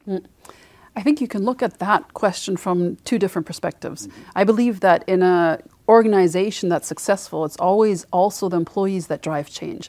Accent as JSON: {"language": "English", "country": "Germany", "tie": "born or raised there", "also_born_or_lived": "Mainz, Germany / Freiburg, Germany / Sweden / Paris, France", "moved": "as an adult", "said": "I'm from Batomburg originally. That's, uh, close to Frankfurt. That's where I grew up and went to school."}